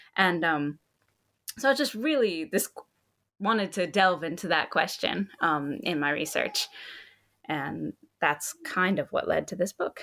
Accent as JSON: {"language": "English", "region": "Hawaii", "country": "United States", "said": "I'm from Hawaii"}